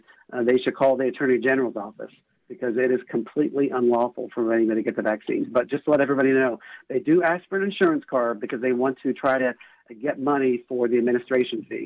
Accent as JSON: {"language": "English", "area": "Tuscarawas County", "region": "Ohio", "country": "United States", "tie": "born or raised there", "said": "I'm from a rural county. I was born in Tuscarawas County, north of the Athens County area, and I have a lot of family and friends there"}